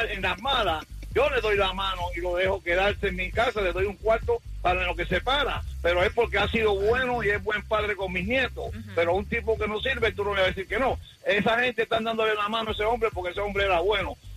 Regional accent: Nicaragua; now in United States; mi mamá se vino para este país y nosotros nos quedamos cuando éramos niños en Nicaragua con mi abuelita.

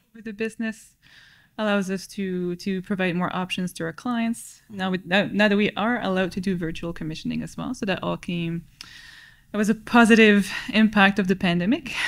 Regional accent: New Brunswick, Canada; moved away as an adult; also born or lived in Halifax, Nova Scotia; now in Ottawa, Canada; I moved to Ottawa from New Brunswick

